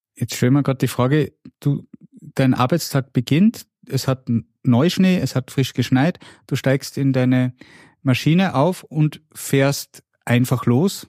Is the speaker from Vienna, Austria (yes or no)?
no; Salzburger Land, Austria; Jetzt komme ich eher aus dem Flachland. Bei mir zu Hause am Salzburger Land gibt es zwar auch Loipen